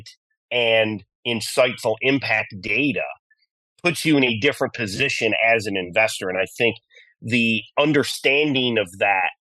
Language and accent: English; Geneva, New York, United States; I am a proud upstate New Yorker. I grew up in a small town in the Finger Lakes in Geneva, New York